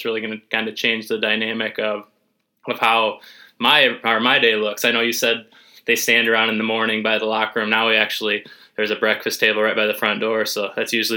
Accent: St. Ansgar, Iowa, United States; growing up in St. Ansgar, 10 miles down the road, 15 miles down the road from Northwood

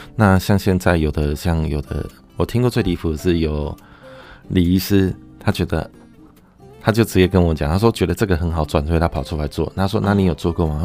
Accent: Taiwan; 我们台湾人很可爱

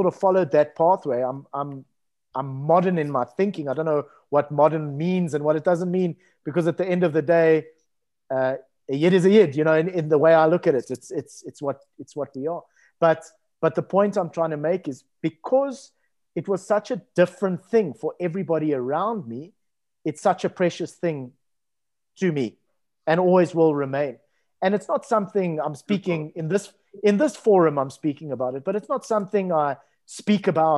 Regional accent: Cape Town, Western Cape, South Africa; Growing up in Musenberg, which is a coastal town in Cape Town

